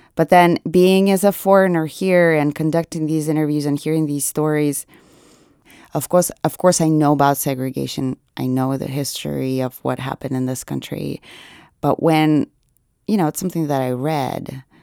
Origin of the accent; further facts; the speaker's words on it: Nizhny Novgorod Oblast, Russia; moved away; I'm from Nijni Novgorod